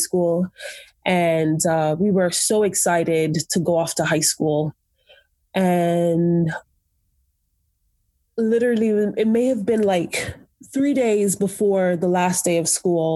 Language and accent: English; New York City, New York, United States; moved away as an adult; I grew up in Brooklyn, New York